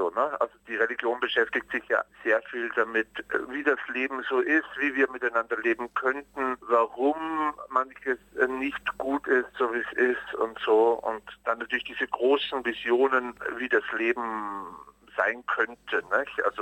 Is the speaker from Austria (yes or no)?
yes; Austria; also ich bin in Österreich aufgewachsen ne?